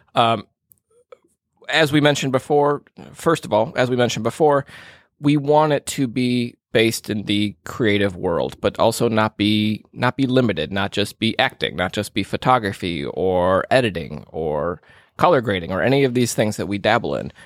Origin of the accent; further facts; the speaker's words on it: Minneapolis, Minnesota, United States; moved away; my my hometown uh, of the Twin Cities in, in Minnesota